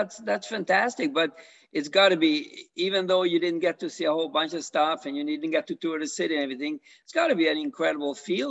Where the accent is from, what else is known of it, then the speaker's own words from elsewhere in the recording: Canada; now in United States; I'm from Canada